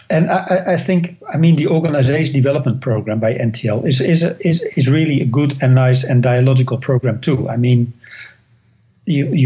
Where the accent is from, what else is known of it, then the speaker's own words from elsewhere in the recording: Netherlands; English is a second language; now in United States; I came all the way from the Netherlands to the United States